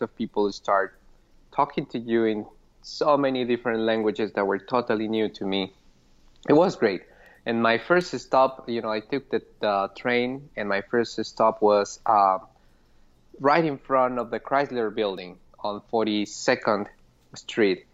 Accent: Pasto, Nariño, Colombia; English is a second language; moved away as an adult; now in Boston, United States; I was in Pasto, Colombia, which is my hometown

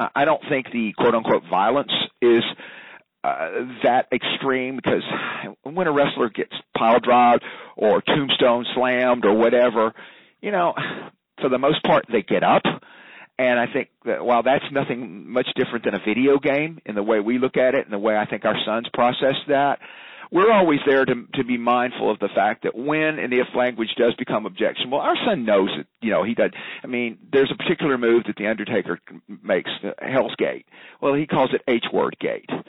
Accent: Memphis, Tennessee, United States; growing up in Memphis, Tennessee

